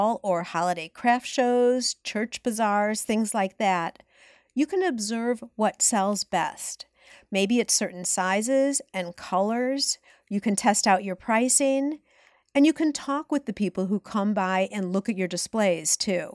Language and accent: English; Highland Park, Illinois, United States; also born or lived in Chicago; my hometown of Highland Park, Illinois